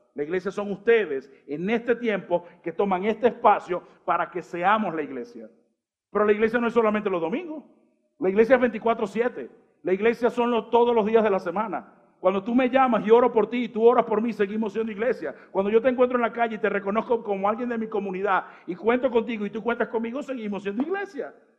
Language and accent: Spanish; Colombia; Somos formados también por Colombia cuando juega la selección